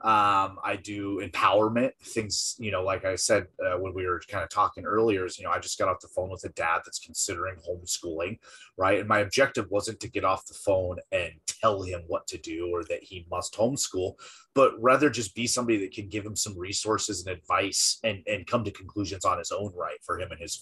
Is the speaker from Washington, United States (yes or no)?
yes; Washington, United States; moved away as an adult; my home state of Washington